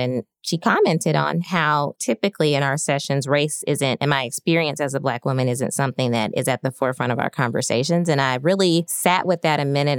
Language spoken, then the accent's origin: English; Birmingham, Alabama, United States; moved away as an adult; I grew up in Birmingham, Alabama